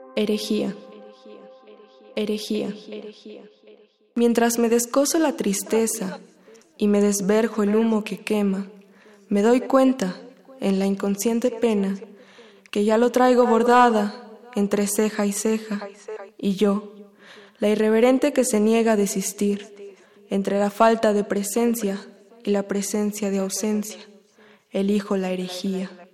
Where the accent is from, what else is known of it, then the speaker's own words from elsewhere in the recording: Aguascalientes, Mexico; now in Mexico City, Mexico; Nací en Aguascalientes, pero actualmente vivo en la Ciudad de México.